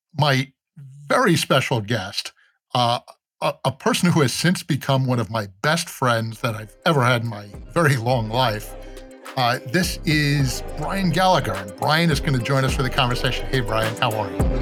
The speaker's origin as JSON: {"language": "English", "region": "New York", "country": "United States", "said": "I'm from New York"}